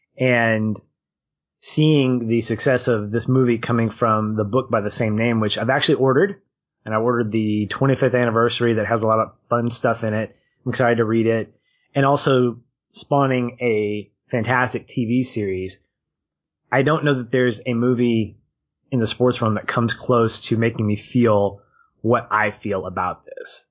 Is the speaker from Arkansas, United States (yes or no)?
yes; Arkansas, United States; you and I, we're from Arkansas